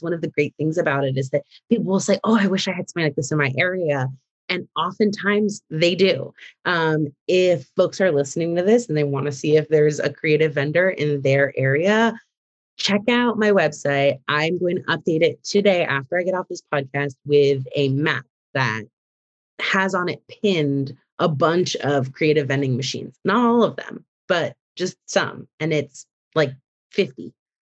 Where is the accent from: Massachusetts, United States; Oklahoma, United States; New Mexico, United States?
Massachusetts, United States; moved away as an adult; now in Chicago, United States; I grew up in Massachusetts, and my mom's a working artist in Boston